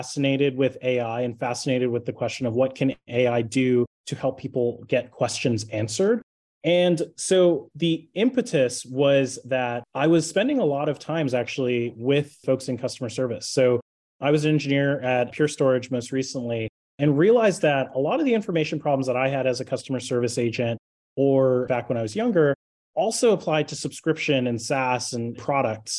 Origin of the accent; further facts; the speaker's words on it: Toronto, Ontario, Canada; I was born and raised in Toronto in Canada. I'm actually Canadian